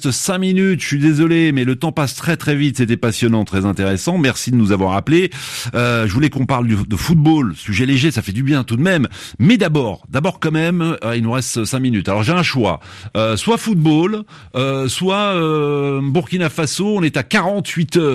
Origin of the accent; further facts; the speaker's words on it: Chad; now in Nantes, France; Je suis tchadien, oui.